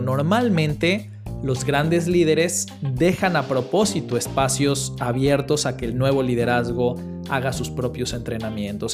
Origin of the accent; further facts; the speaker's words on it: Mexico; soy de México.